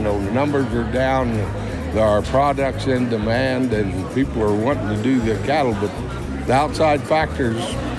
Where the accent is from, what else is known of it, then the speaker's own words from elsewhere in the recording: Oklahoma, United States; moved away; I came from the South.